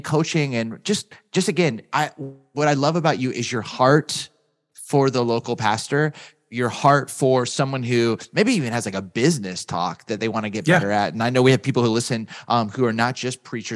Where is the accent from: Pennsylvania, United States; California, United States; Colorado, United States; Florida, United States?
California, United States; Southern; I grew up in Southern California